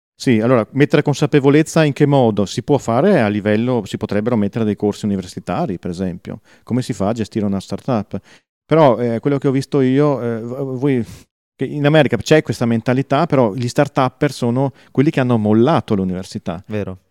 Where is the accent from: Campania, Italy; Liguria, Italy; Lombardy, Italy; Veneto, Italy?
Veneto, Italy; Verona; ci sono io di Verona